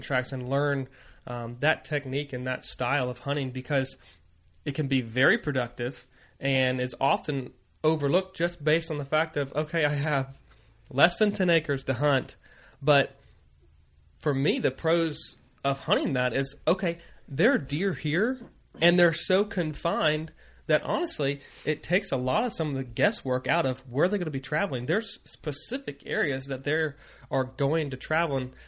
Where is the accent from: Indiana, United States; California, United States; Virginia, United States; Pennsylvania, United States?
Virginia, United States; moved away as an adult; also born or lived in Maryland; growing up in Virginia